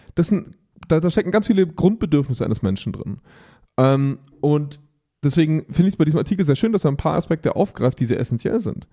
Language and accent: German; Augsburg, Bavaria, Germany; bei uns in Augsburg